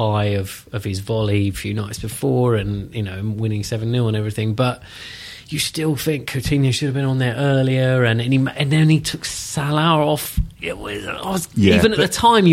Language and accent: English; Maidstone, South East England, United Kingdom; my hometown team.